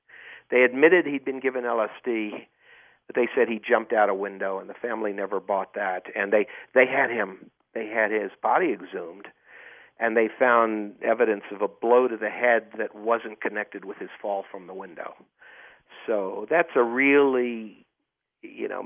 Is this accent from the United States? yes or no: yes; United States; moved away as an adult; I'm growing up near Washington, D.C.